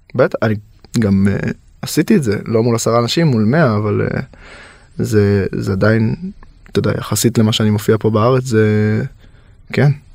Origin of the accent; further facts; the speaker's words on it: Yehud, Central District, Israel; now in Los Angeles, United States; אני גדלתי ביהוד, נווה מונוסון, אם להיות מדויק